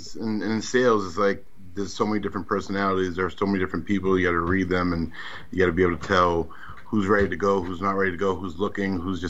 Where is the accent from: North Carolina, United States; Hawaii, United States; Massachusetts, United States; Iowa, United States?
Massachusetts, United States; Boston; also born or lived in Brockton, Massachusetts; I grew up in Dorchester, moved out to Brockton when I was 10. Been here ever since.